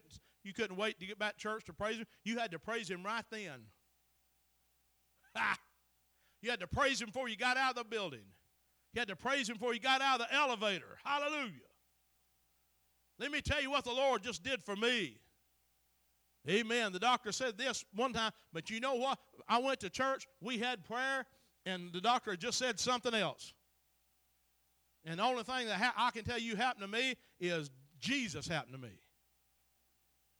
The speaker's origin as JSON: {"language": "English", "area": "Chattooga County", "region": "Georgia", "country": "United States", "said": "I'm from Chattooga County."}